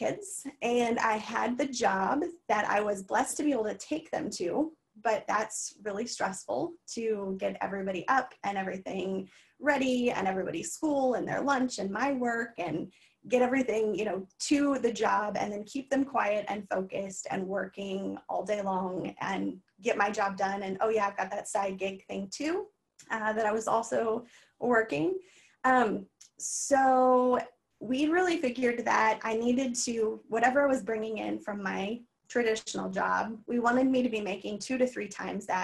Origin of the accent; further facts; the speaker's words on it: Missouri, United States; moved away as an adult; also born or lived in East Coast; we moved back to the state or to my hometown in Missouri